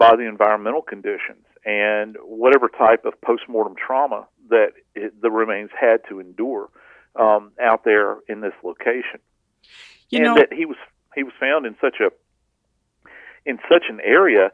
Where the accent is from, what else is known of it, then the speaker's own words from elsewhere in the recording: the South, United States; I'm from the South